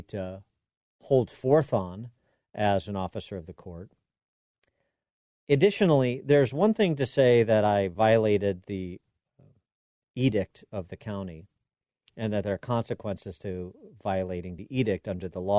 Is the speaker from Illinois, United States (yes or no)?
yes; Illinois, United States; my home state of Illinois